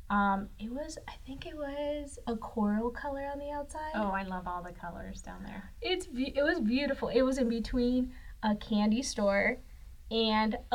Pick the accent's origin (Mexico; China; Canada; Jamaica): Mexico; Saltillo, Coahuila; born there; also born or lived in Texas / Iowa / Madison, Wisconsin; I was born in Saltillo, Coahuila, Mexico. I've lived in many different places throughout my life, from Mexico, Texas, Iowa, and outside the US.